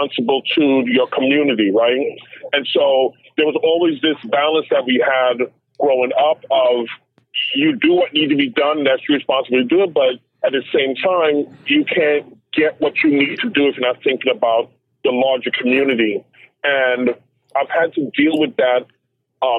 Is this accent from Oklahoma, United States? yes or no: no; New York City, New York, United States; growing up in Crown Heights, Brooklyn